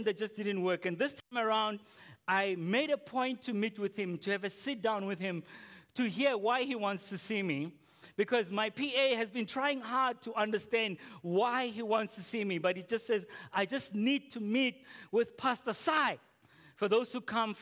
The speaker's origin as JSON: {"language": "English", "town": "Potchefstroom", "region": "North West", "country": "South Africa", "tie": "born or raised there", "said": "growing up in Potch's room"}